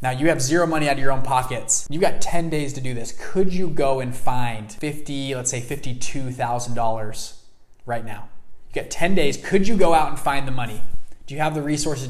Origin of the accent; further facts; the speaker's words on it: Salt Lake City, Utah, United States; I grew up in Salt Lake City, not a big city